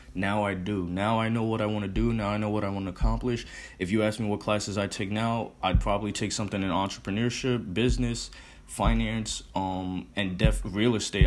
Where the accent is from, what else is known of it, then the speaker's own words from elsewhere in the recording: Connecticut, United States; moved away as an adult; also born or lived in Arizona; I'm in Connecticut now. I'm from Connecticut.